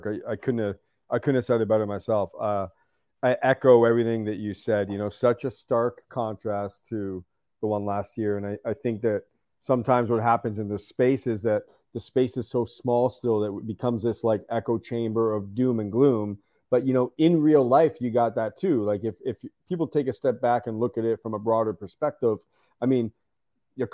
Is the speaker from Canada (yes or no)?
yes; London, Ontario, Canada; I'm from Canada. I grew up in a small city called London, Ontario.